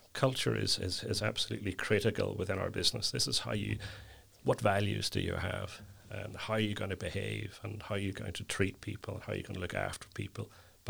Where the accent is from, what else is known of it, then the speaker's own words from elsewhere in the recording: Northern Ireland, United Kingdom; now in Dublin, Ireland; I'm originally from County Down. My accent may have been slightly changed due to my spending a lot of my time in Dublin.